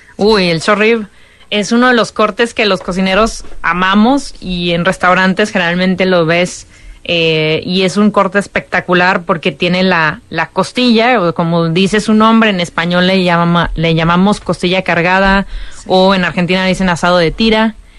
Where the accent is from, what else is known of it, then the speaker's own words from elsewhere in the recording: Monterrey, Nuevo León, Mexico; siendo regia